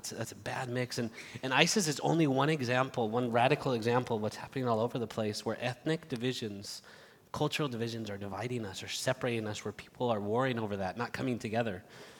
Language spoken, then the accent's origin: English; Barcelona, Catalonia, Spain; also born or lived in United States / Madrid; I was born here in the United States, but grew up in Spain since I was seven, in the city of Barcelona, and then moved to Madrid.